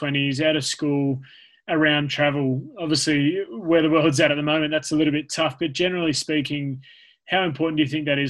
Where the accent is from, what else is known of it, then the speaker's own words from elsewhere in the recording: Blue Mountains, New South Wales, Australia; also born or lived in United States; growing up in the Blue Mountains, it's a small area.